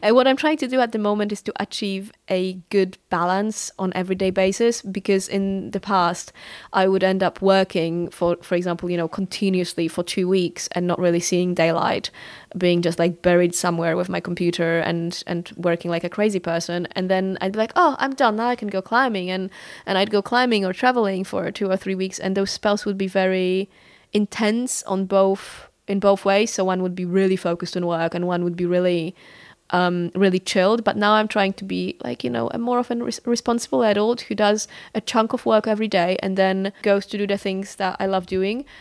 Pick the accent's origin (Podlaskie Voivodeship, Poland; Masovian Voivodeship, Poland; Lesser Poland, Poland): Masovian Voivodeship, Poland; Warsaw; moved away as an adult; I was born in Warsaw and I lived there for uh, two decades before I moved out